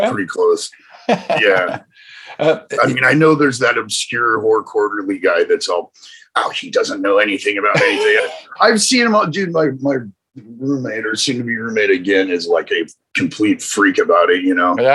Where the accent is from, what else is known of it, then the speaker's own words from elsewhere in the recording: Rocky Mountains, United States; I don't scare easy. No, I, I you know I grew up in the Rocky Mountains and shit